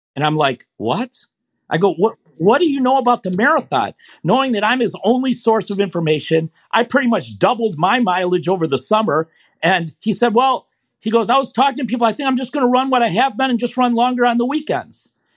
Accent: Michigan, United States; I was, uh, uh, born and raised in Michigan and never ventured too far from there.

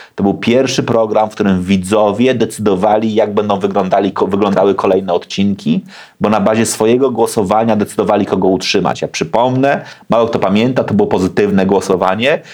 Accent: Gdańsk, Pomeranian Voivodeship, Poland; się wychowałem na Gdańskiej Zaspie, w blokowisku

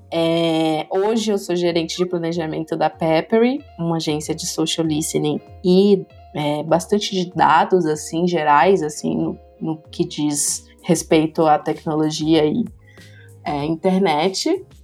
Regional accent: Brasília, Federal District, Brazil; moved away as an adult; now in São Paulo, Brazil; Eu sou de Brasília, né?

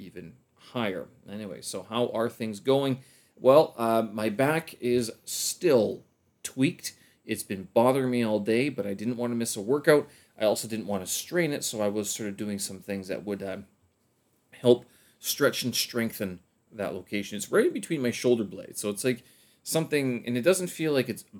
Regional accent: Winnipeg, Manitoba, Canada; now in China; once I get back to Winnipeg

